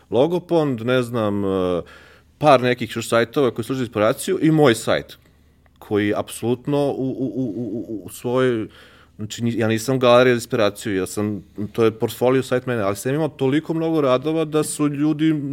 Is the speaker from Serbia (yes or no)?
yes; Belgrade, Serbia; a ja sam iz Beograda